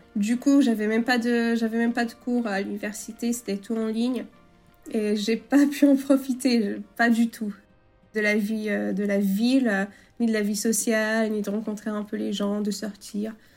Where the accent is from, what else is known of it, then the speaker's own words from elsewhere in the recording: Chablais, French Alps, Auvergne-Rhône-Alpes, France; moved away as an adult; also born or lived in Paris, France; now in Bydgoszcz, Poland; Je viens, je viens du Chablais, en fait, en France, euh, des Alpes, les Hautes-Alpes